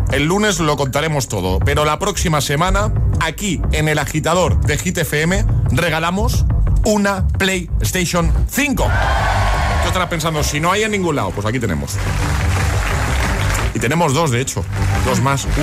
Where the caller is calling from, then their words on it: Valencia, Valencian Community, Spain; de Valencia.